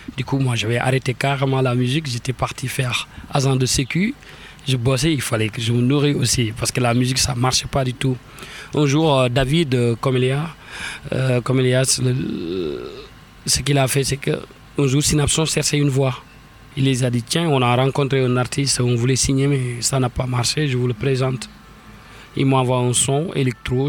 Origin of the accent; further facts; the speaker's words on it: Senegal; moved away as an adult; also born or lived in Saint-Étienne / Lyon / Rouen / Paris; now in France; la musique qui a bercé mon enfance au Sénégal